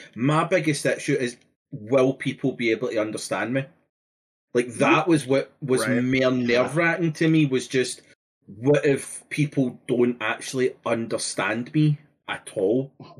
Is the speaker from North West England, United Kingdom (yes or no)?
no; Glasgow, Scotland, United Kingdom; accent: Glaswegian; also born or lived in Netherlands; Like, I lived in Holland for a year, so it was like, I learned to kind of change my accent enough that people, it was mere noticeable to be able to understand.